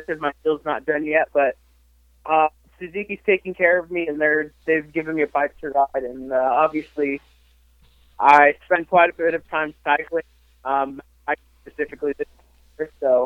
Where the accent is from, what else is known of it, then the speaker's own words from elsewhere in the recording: Texas, United States; also born or lived in Portland, Oregon; I grew up just outside of Portland, Oregon, actually. So I grew up racing Washougal, you know, a bunch of local tracks in Oregon and Washington and, you know, pretty much around there. And then I moved to Texas when I was about 10 years old